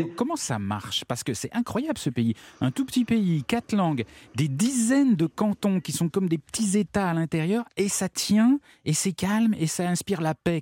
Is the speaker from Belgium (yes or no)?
no; France; chez nous en France